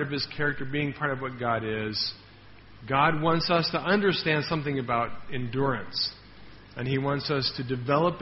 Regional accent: Denver, Colorado, United States; moved away; my hometown, Denver

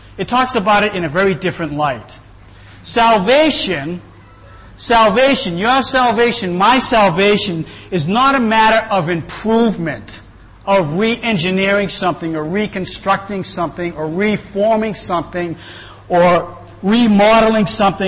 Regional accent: Boston, Massachusetts, United States; moved away; I'm from Boston. I've been here for quite a while

